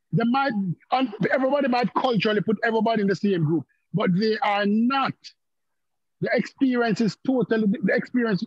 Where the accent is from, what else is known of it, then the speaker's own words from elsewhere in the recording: Jamaica; accent: Jamaican; moved away; I'm from Jamaica.